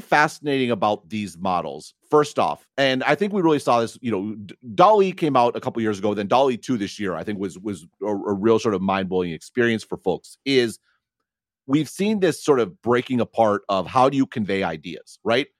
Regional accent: near Madison, Wisconsin, United States; I grew up near Madison, Wisconsin

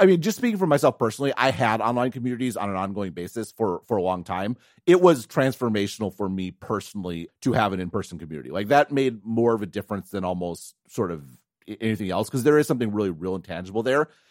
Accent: Wisconsin, United States; moved away; also born or lived in Madison; I grew up in Wisconsin, I was super interested in tech

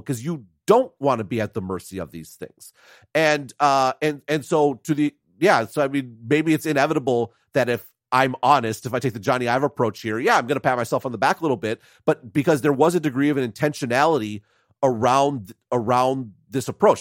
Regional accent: United States; as an American

